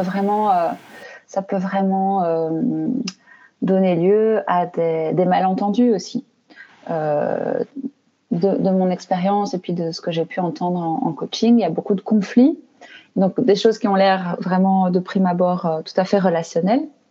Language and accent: French; Belgium; je suis belge, hein, donc j'habite en Belgique